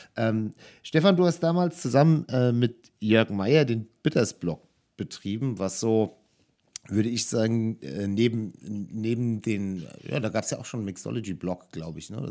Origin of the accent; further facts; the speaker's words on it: Germany; als Deutscher